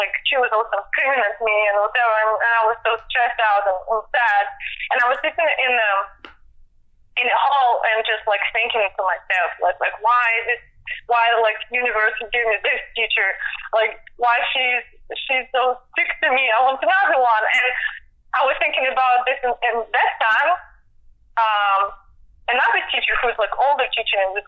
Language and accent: English; Siberia, Russia; English is a second language; moved away as an adult; also born or lived in Germany; now in Atlanta, United States; I'm from Russia, right? I never heard about …. You know, like, I'm from far away, from Siberia